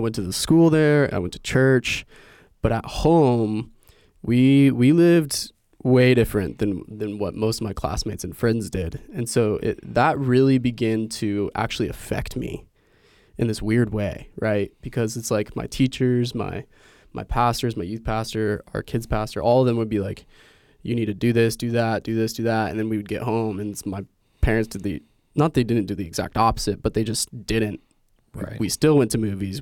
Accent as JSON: {"language": "English", "region": "Indiana", "country": "United States", "tie": "born or raised there", "said": "I was born and raised in Indiana"}